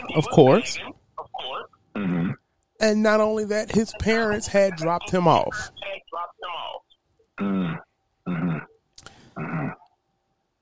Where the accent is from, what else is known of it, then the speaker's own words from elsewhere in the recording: Louisiana, United States; I'm from Louisiana